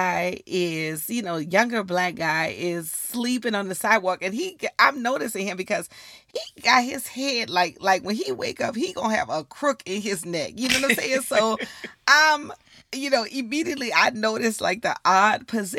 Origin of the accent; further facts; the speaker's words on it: New Orleans, Louisiana, United States; moved away; in New Orleans when we grew up, you know, my grandma had to go to the grocery store every single day